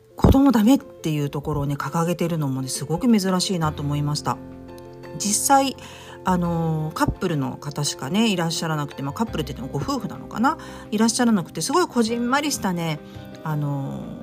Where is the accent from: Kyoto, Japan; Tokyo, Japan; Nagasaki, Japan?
Tokyo, Japan; 私もあの東京出身なんで